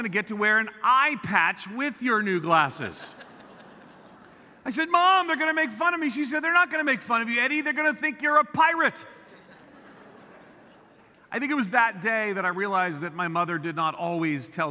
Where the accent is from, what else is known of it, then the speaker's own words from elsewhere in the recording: Long Island, New York, United States; moved away; I grew up on Long Island outside of New York City. I'm a New Yorker.